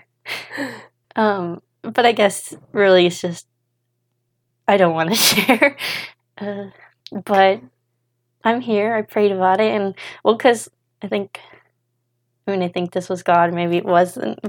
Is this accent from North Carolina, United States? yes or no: no; Idaho, United States; moved away as an adult; also born or lived in Spokane, Washington; we're from Idaho, kind of like the central part, like east of stuff Lewiston. We kind of just grew up along the Clearwater River